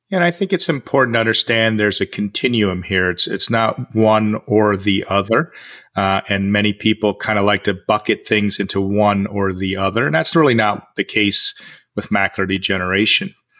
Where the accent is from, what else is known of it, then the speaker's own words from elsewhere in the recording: United States; in the US, my hometown